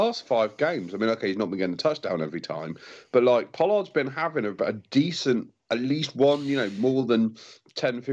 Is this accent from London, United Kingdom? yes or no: no; Cornwall, South West England, United Kingdom; I am from Cornwall